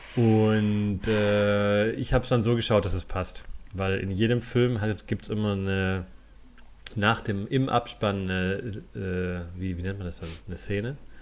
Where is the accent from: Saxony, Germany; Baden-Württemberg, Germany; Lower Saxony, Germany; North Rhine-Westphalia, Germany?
Baden-Württemberg, Germany; a Fastnacht stronghold on the Neckar; ich bin ja da in, in der Fastnetz-Hochburg aufgewachsen